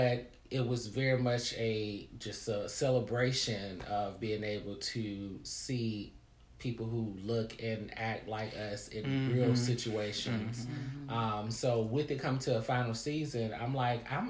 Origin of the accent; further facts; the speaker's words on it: the South, United States; I come from the South